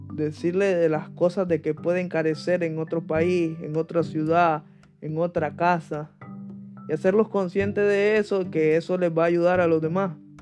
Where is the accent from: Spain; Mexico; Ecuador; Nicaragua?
Nicaragua; moved away as an adult; now in United States; yo que crecí, viví 17 años en Nicaragua